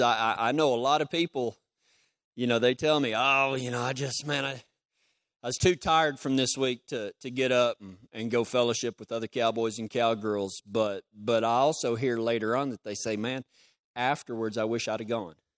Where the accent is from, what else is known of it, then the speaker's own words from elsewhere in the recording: Texas, United States; I'm from Texas